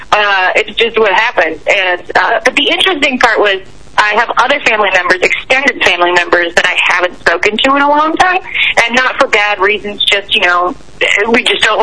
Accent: Canada; now in United States; Yeah, I am Canadian. I still have a green card, um, but I'm allowed to be in America.

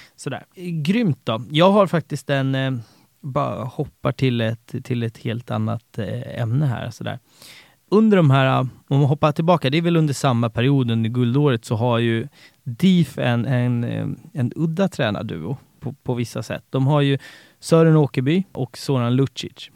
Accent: Haninge, Stockholm County, Sweden; jag är uppväxt i, i, i Haninge

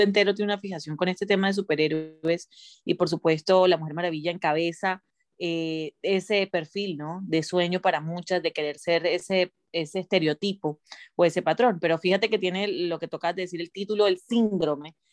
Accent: Colombia; moved away as an adult; also born or lived in Miami, United States; now in United States; yendo y viniendo desde Colombia a Miami

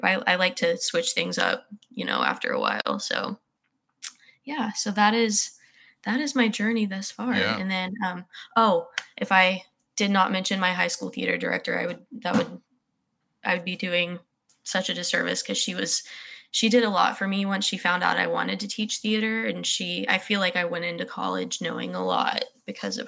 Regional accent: Red Oak, United States; I'm from Red Oak, so I had Katrina Keener

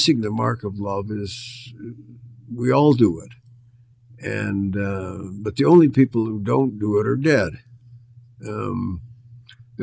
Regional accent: Edmonton, Alberta, Canada; I grew up in Edmonton in a Christian Reformed setting

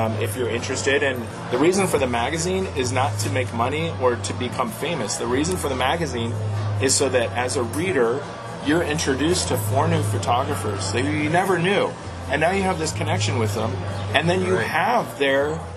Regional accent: Tucson, Arizona, United States; I grew up here in Tucson

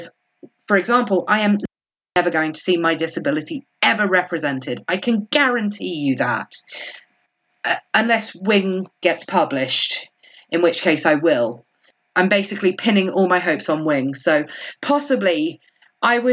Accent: Kent, South East England, United Kingdom; accent: Kent; I did use my Kent accent then

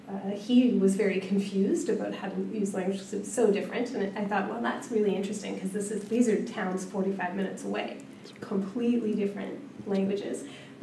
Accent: Duncan, British Columbia, Canada; And that's an interesting thing for me as settler. I grew up in Duncan

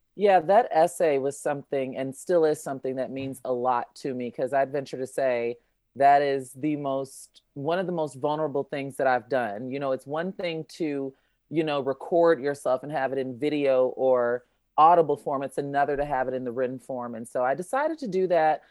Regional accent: Chicago, Illinois, United States; I'm from Chicago

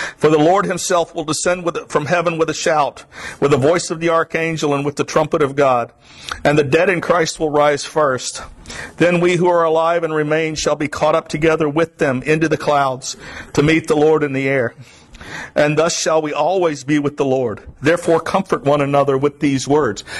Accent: South Florida, United States; I'm from South Florida

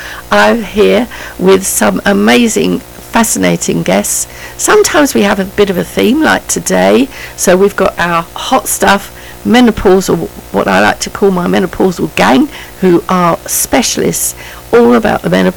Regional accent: London, United Kingdom; I was brought up in Maple Road, Penge, from the age of about 18 months, I think, till I first married when I was 24

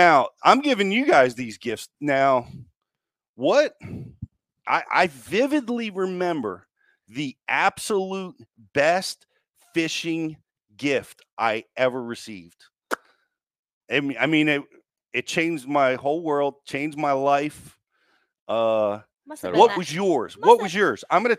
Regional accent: Maryland, United States; We had a split level house where I grew up in Maryland, right on the banks of the Potomac.

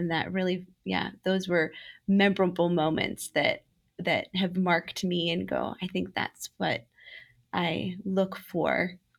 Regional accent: Romania; I was a little girl growing up in Romania as a missionary kid

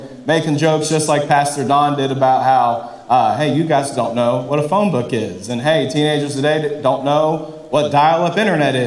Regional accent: Columbia, South Carolina, United States; I'm from Columbia

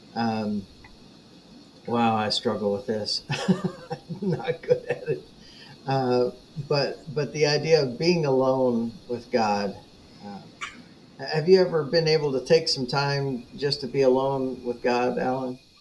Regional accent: United States; as American Christians

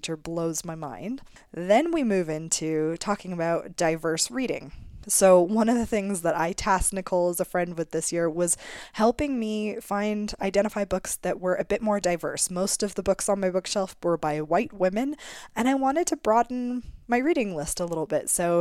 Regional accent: Canada

